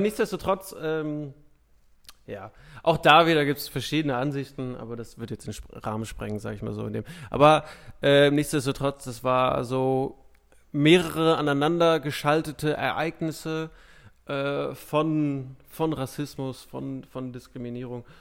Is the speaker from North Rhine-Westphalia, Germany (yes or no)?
yes; Ruhr area, North Rhine-Westphalia, Germany; aus meiner Heimatstadt sieht man das relativ häufig, dass echt so Häuser abgesackt sind über die Jahre